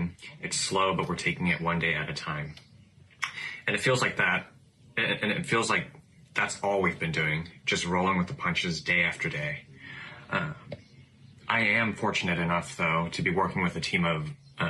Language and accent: English; Orange County, California, United States; I am from Orange County, California